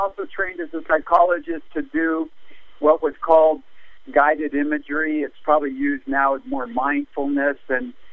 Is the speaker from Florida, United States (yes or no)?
no; Los Angeles, California, United States; I grew up in North Hollywood, and in the 50s